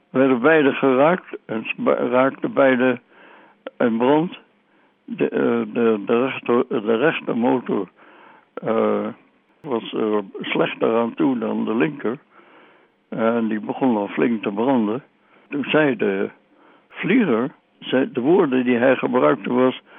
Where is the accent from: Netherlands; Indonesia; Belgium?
Indonesia; born there; voelde geen donder voor om nog eens een keertje in gevechten te raken in Nederlands-Indië, in een land waar ik geboren ben, tegen mensen waar ik niks tegen heb.